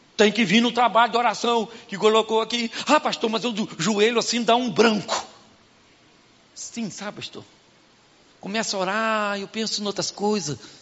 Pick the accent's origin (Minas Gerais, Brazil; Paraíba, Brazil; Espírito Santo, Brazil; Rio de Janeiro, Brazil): Rio de Janeiro, Brazil; Carioca, Baixada Fluminense; Eu sou carioca, baixada